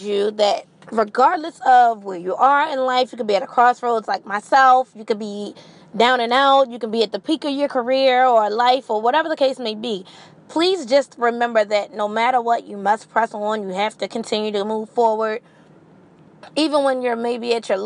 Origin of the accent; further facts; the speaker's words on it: Maryland, United States; I am literally born and bred in Marilyn.